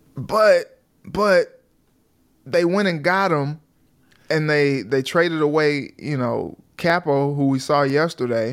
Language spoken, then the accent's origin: English; St. Louis, Missouri, United States; moved away; I'm from Saint Louis